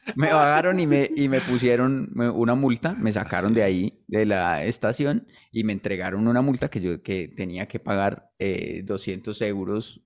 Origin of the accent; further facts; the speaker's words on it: Colombia; uno como colombiano